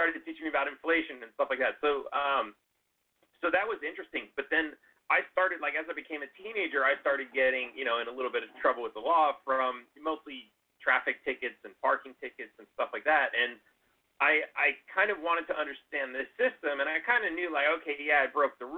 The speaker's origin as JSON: {"language": "English", "town": "Los Angeles", "region": "California", "country": "United States", "tie": "born or raised there", "said": "I grew up in Los Angeles"}